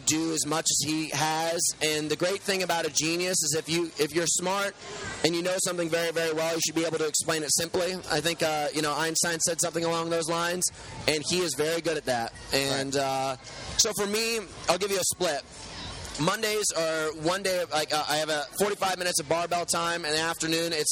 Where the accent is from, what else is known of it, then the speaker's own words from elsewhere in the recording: United States; also born or lived in New York City; now in Malibu, United States; Born in New York City, raised mostly in Connecticut and New York